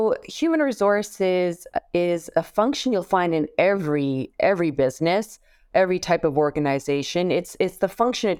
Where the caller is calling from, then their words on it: Toronto, Ontario, Canada; I am joining you from Canada, from Toronto.